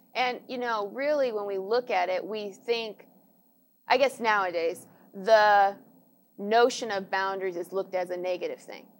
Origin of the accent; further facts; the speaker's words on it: United States; I, as an American